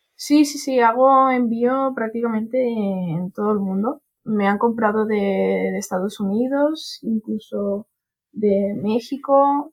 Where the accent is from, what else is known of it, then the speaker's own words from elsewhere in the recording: Barcelona, Catalonia, Spain; de Barcelona